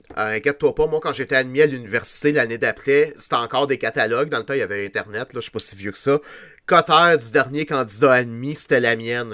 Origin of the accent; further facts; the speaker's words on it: Quebec, Canada; on est juste des Québécois